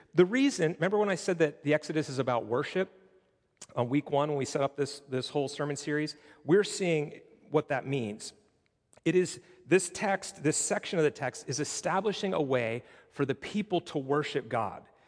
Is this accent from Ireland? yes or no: no; Pittsburgh, Pennsylvania, United States; moved away; I'm originally from Pittsburgh